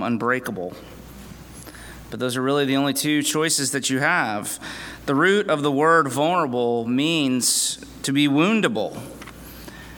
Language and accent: English; Winter Haven, Florida, United States; I pastor Redeemer PCA Church in Winter Haven, Florida.